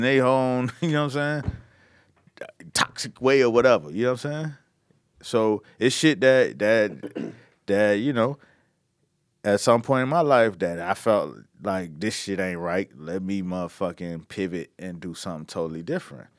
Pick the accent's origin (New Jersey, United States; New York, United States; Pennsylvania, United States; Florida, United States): Florida, United States; Miami; I'm from Miami